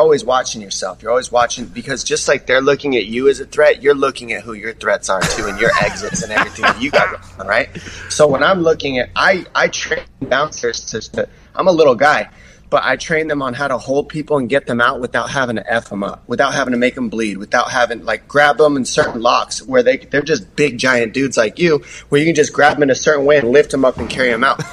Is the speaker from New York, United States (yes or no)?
no; Tucson, Arizona, United States; moved away as an adult; now in San Diego, United States; I'm from Tucson, Arizona. My family's out there. That's where I was raised